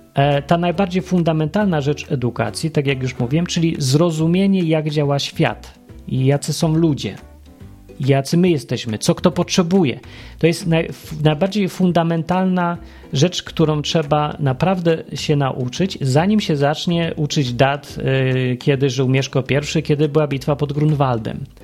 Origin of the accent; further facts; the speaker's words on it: Poland; moved away as an adult; also born or lived in Andalusia, Spain; Jesteśmy jacyś z Polski